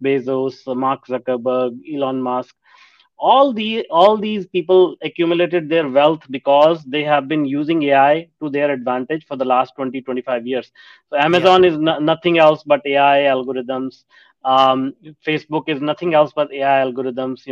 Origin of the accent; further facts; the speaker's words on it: India; moved away as an adult; also born or lived in North America; I grew up in India, and back then India was a developing country